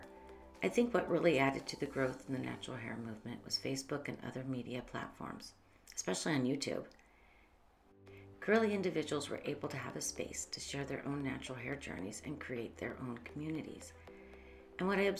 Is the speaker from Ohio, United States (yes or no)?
yes; Northeast Ohio, United States; moved away as an adult; now in Columbus, United States; I came from Northeast Ohio and moved down here to Columbus, Ohio in 1990 after graduating from cosmetology school